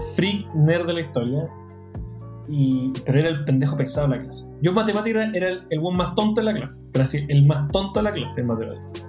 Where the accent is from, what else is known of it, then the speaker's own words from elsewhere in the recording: Chile; accent: Chilean Spanish; el español chileno